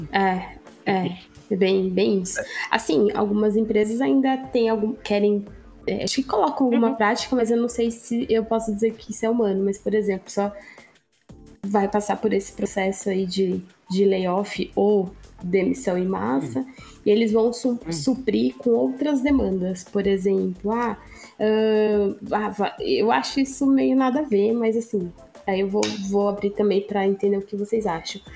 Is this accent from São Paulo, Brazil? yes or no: yes; Sorocaba, São Paulo, Brazil; sou de Sorocaba